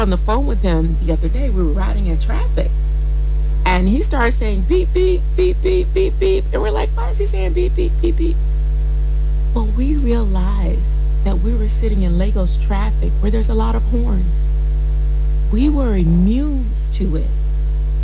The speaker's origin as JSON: {"language": "English", "country": "United States", "moved": "as an adult", "lives_now": "Nigeria", "said": "I'm American, been living in Nigeria, and have embraced my Nigerianhood almost 20 years."}